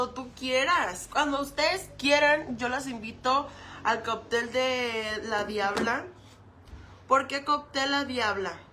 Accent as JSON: {"language": "Spanish", "region": "Michoacán", "country": "Mexico", "said": "Arriba Michoacán, porque nosotras somos de Michoacán."}